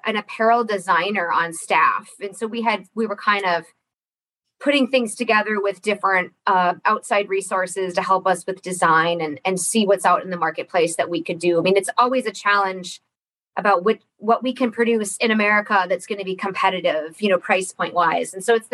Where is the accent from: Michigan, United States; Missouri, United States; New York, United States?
Michigan, United States; Ironwood; I was born and raised here in Ironwood. So I'm a Uper kid